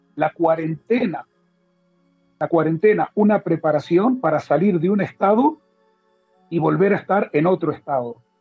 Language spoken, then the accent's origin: Spanish; Uruguay; moved away as an adult; also born or lived in Mexico / Spain / Miami; now in Israel; nací en Uruguay, a los 20 años me fui a vivir a Israel